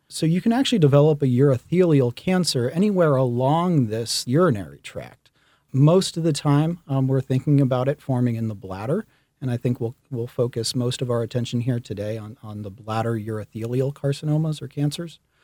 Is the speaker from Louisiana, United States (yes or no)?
yes; Baton Rouge, Louisiana, United States; moved away as an adult; also born or lived in Boston; I grew up in Baton Rouge, Louisiana.